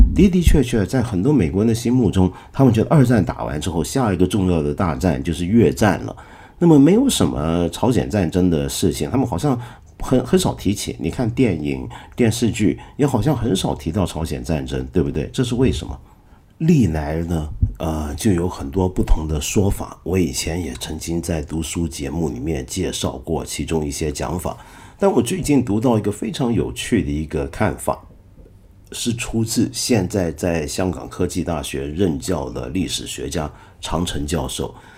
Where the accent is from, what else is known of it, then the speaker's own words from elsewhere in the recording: Taiwan; moved away; 我小时候啊，是住在台湾的，你知道。 我小时候在台湾呢，一直觉得台湾很莫名其妙